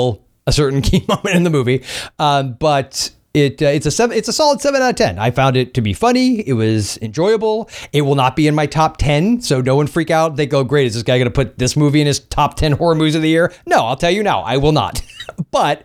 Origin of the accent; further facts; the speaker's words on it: Florida, United States; the capital of my home state